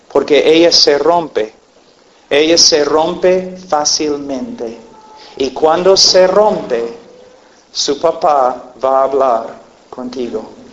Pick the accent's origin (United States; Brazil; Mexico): United States; Spanish is a second language; also born or lived in Peru; yo nací en un rancho en los Estados Unidos, nosotros criábamos caballos y vacas y un rancho